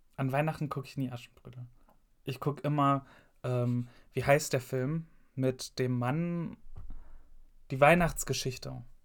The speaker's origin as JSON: {"language": "German", "town": "Gelsenkirchen", "region": "North Rhine-Westphalia", "country": "Germany", "tie": "born or raised there", "said": "bei uns in Gelsenkirchen war Halloween nie so ein Ding"}